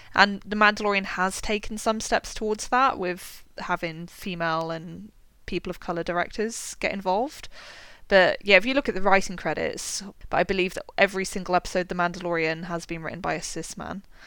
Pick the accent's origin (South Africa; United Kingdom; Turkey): United Kingdom; West Country, South West England; I'm from the West Country in the UK